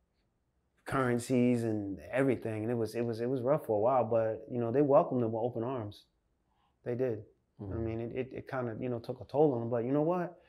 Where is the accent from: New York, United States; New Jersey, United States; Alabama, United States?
New Jersey, United States; Farmingdale; moved away as an adult; also born or lived in Neptune, New Jersey / Germany; coming from where I came from, Farmingdale, I was born in Farmingdale, New Jersey.